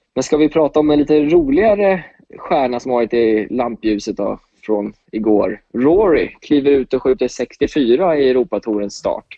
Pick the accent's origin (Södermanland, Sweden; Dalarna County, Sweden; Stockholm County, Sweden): Stockholm County, Sweden; Åkersberga; moved away as an adult; also born or lived in United States; Jag är 23 år från Åkersberga